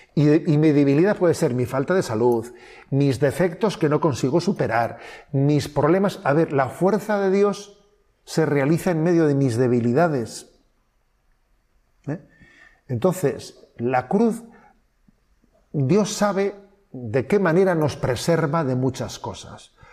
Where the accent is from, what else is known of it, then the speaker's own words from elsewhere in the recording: Spain; avanzados somos los españoles